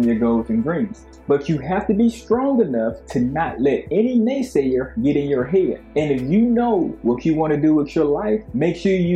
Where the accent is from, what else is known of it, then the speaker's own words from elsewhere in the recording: Nashville, Tennessee, United States; moved away as an adult; also born or lived in West Coast; I was born in East Nashville, Tennessee, and my family is a business-oriented family